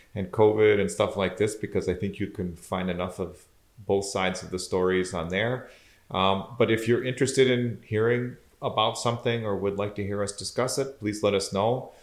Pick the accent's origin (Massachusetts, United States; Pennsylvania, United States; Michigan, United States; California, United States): Michigan, United States; Southeast; moved away as an adult; also born or lived in Austria; now in Wisconsin, United States; I was born and raised in Southeast Michigan.